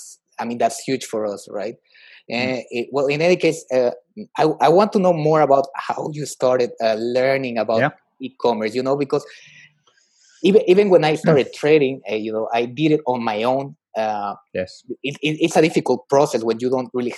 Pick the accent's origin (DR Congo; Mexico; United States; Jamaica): Mexico; moved away; I'm originally from Mexico